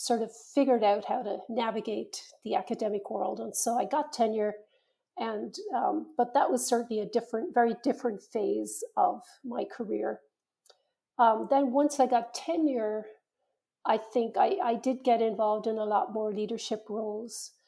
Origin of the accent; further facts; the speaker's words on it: Ireland; moved away; When I was growing up in Ireland, I think it was very much a culture where you did what you were told